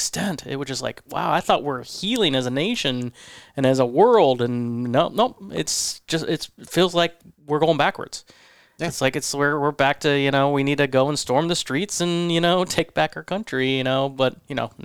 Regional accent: Midwest Ohio, United States; now in New York, United States; I grew up in Midwest Ohio

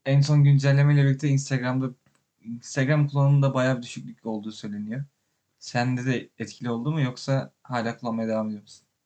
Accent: Turkey; moved away

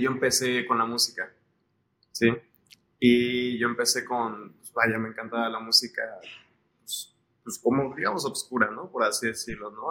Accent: Mexico City, Mexico; born or raised there; moved away as an adult; also born or lived in Colima, Mexico / London, United Kingdom

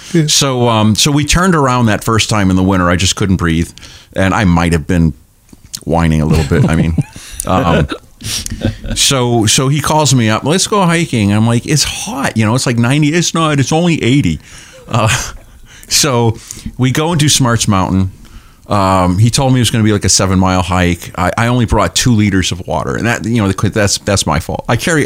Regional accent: Portsmouth, New Hampshire, United States; I'm a Seacoast guy. I was born and raised in Portsmouth

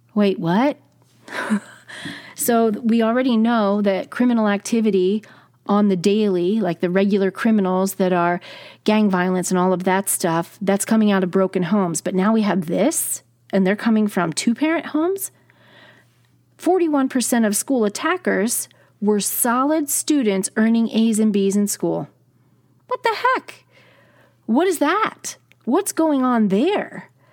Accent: New Jersey, United States; I'm from New Jersey

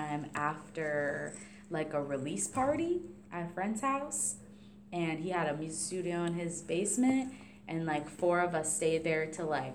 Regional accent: Warren, Rhode Island, United States; I grew up in Warren, Rhode Island.

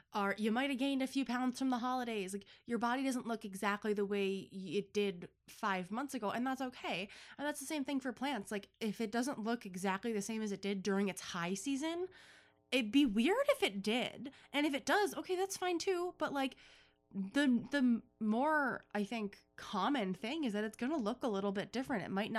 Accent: Buffalo, New York, United States; accent: Buffalo; Wow, I really sound like I'm from Buffalo.

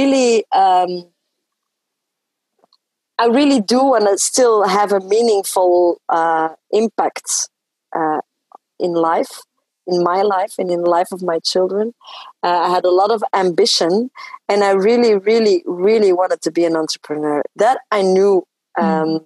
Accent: Belgium; first language French; English is a second language; I come from a family who were migrants in Belgium. Mm-hmm. So I grew up speaking French

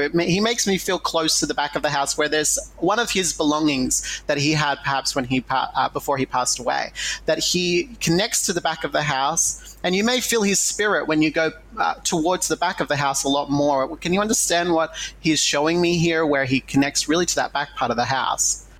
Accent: Australia; I'm Indigenous Australian

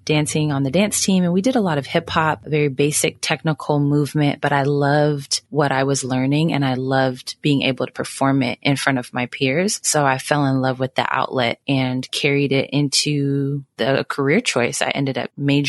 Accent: Sacramento, California, United States; now in Dallas, United States; I'm originally from Sacramento, California. I currently live in Dallas.

